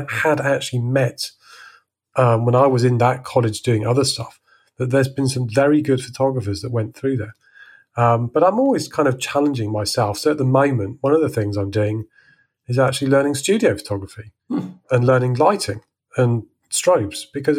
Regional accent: Salisbury, South West England, United Kingdom; moved away as an adult; now in France; I grew up in Salisbury

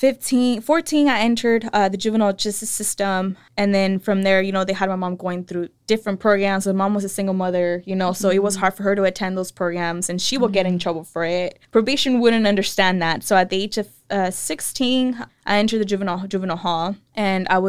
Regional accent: Salinas, California, United States; also born or lived in San Luis Río Colorado, Mexico; raised in East Salinas by a single mother

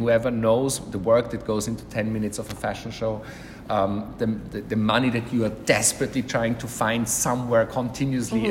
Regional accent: Vienna, Austria; moved away as an adult; also born or lived in London, United Kingdom; now in Milan, Italy; growing up in Vienna

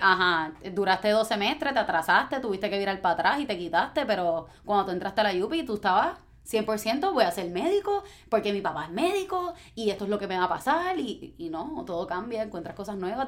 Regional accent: Guaynabo, Puerto Rico; me crié en Guaynabo

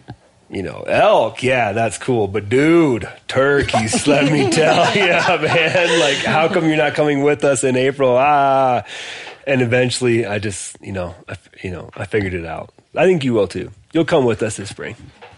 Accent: Michigan, United States; also born or lived in Wisconsin; But I feel like here and like where I grew up in Michigan and Wisconsin, like a lot of the guys I grew up hunting with, like, didn't wear any camouflage.

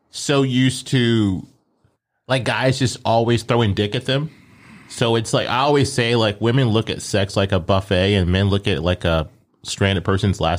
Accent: Colorado, United States; moved away; I'm originally from Colorado.

